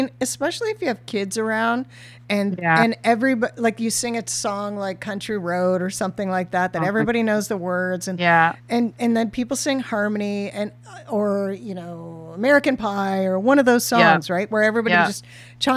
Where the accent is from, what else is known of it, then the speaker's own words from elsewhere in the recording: Ontario, Canada; as a Canadian, Ontarian young person from a small town.